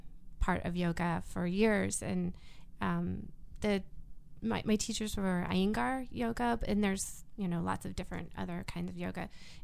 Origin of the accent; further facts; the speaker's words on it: United States; So you said that you've been to a lot of other countries. I'm from America, right?